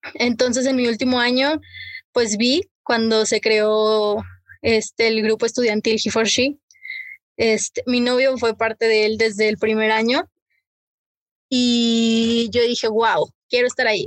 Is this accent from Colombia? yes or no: no; Mexico; así lo siento como mexicana